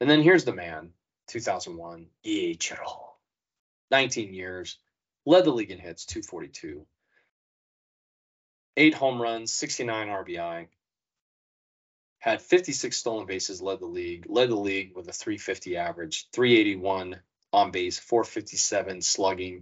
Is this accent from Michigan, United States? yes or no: no; Sacramento, California, United States; growing up in Sac, Steve Sachs was a big deal.